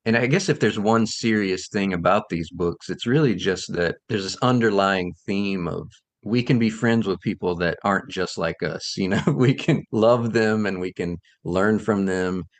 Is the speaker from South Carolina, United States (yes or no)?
yes; South Carolina, United States; also born or lived in Chicago area; now in Chicago, United States; I grew up in South Carolina. I live in the Chicago area now